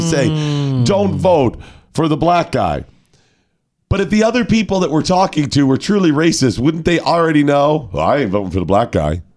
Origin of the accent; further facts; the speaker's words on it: Chicago, Illinois, United States; I come from Chicago